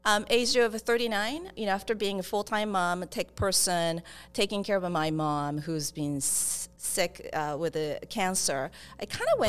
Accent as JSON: {"language": "English", "country": "Japan", "second_language": "English", "moved": "yes", "said": "I'm originally from Japan. And I grew up in different countries, so I came here hustling to just didn't speak English first, so it's been a long way."}